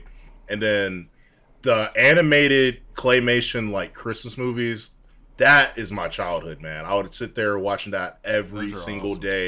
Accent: Deep South, United States; I think that's one of the cool things about growing up in the Deep South

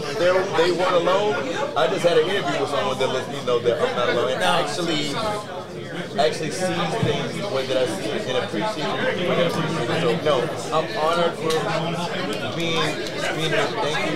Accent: the South, United States; Like I said, I'm from the South

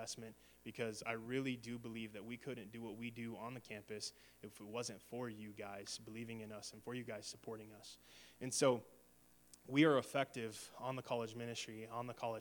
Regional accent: Alliance, United States; moved away; come back to my hometown to speak in Alliance.

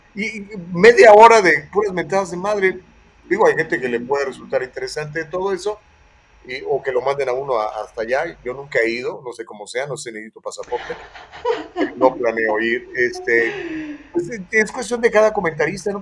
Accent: Mexico; soy un prieto mexicano

